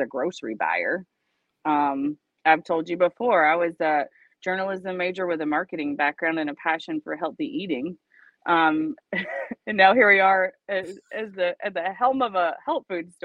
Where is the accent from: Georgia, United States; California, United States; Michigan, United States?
Georgia, United States; moved away; I grew up in Georgia